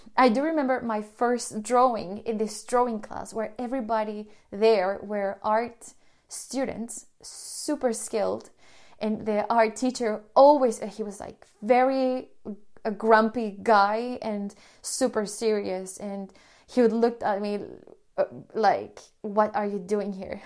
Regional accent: Colombia; moved away as an adult; also born or lived in Sweden; I'm from Colombia

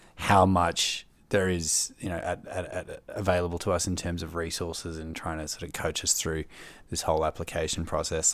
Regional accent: Melbourne, Victoria, Australia; moved away as an adult; now in Canberra, Australia; I'm from Melbourne originally and, uh, moved up here for the grad program

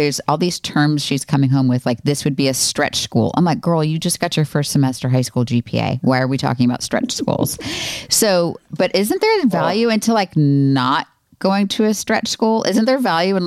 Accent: Florida, United States; I grew up in Florida

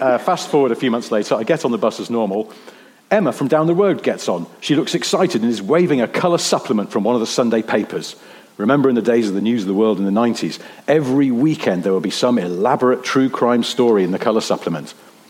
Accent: East of England, United Kingdom; I grew up in Suffolk, and from 1979 had to use the school bus service to take me to upper school.

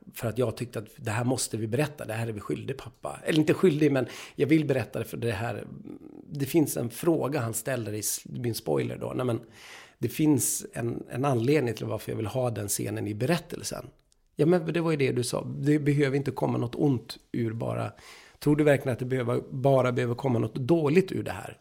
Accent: Umeå, Västerbotten County, Sweden; jag är uppvuxen i Umeå med världens mest fantastiska teaterförening, Umeå teaterförening.

